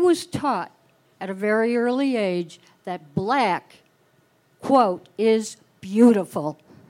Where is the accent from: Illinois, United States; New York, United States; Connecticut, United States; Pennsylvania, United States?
New York, United States; Rochester; I'm from Rochester, New York